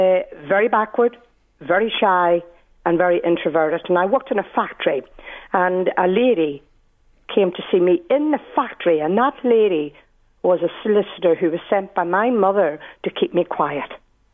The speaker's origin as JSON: {"language": "English", "town": "Belfast", "region": "Northern Ireland", "country": "United Kingdom", "tie": "born or raised there", "accent": "Belfast", "said": "So I grew up in Nazareth House in Belfast, never knowing who I was."}